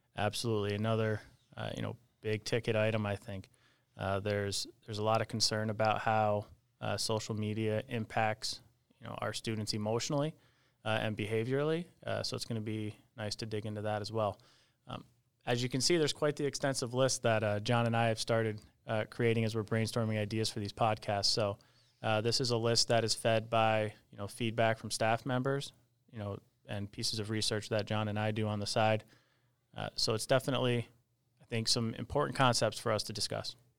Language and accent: English; Peru, New York, United States; my hometown school district